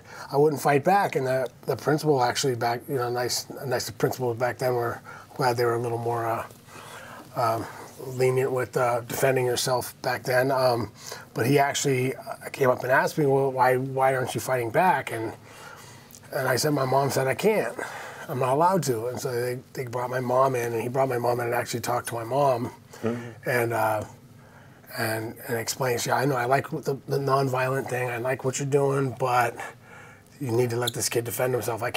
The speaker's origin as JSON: {"language": "English", "town": "Santa Barbara", "region": "California", "country": "United States", "tie": "born or raised there", "said": "Born and raised in Santa Barbara"}